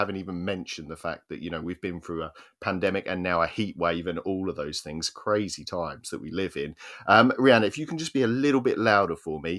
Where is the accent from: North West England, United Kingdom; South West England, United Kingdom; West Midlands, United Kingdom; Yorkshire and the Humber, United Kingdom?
West Midlands, United Kingdom; Oswestry; You are the closest to Wales I think you can possibly be without actually being Welsh. There in Oswestry